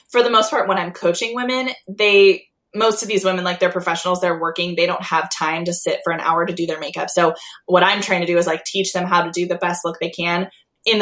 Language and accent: English; Long Beach, California, United States; now in La Verne, United States; I grew up in Long Beach. That's where I'm from.